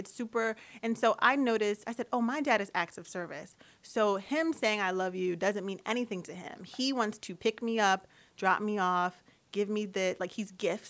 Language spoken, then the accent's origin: English; United States; because I'm very American, but my father is very Caribbean. He has two Bohemian parents.